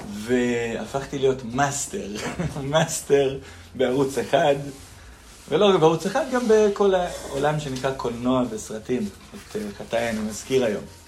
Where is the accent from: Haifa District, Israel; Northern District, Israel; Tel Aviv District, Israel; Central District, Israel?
Central District, Israel; Nehalim; אני מושב נחלים במקור